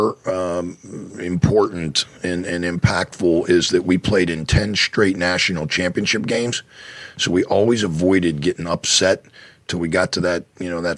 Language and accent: English; Penn Hills, Pennsylvania, United States; now in State College, United States; when I drive from State College, Pennsylvania to Pittsburgh to see my family, my parents are still there, and that's where I grew up, there is a sign, a mileage sign, that as you're driving in on Route 376 that says Penn Hills 3, that's my hometown